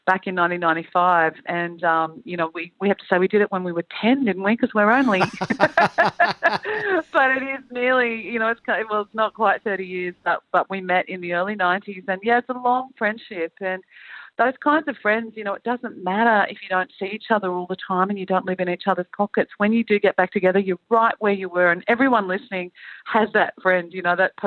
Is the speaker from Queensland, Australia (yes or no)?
yes; Queensland, Australia; now in Central Coast, Australia; I'm from Queensland, and I constantly feel cold living down here where we live on the Central Coast of New South Wales.